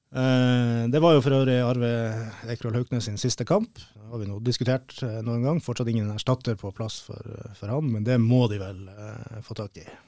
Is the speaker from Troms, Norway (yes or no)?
yes; Tromsø, Troms, Norway; moved away; Jeg kom jo fra, fra Kvaløya, fra Tromsø. Der Kvaløya SK, som var et resultat av ei sammenslåing eh, mellom Kvaløysletta, som var min klubb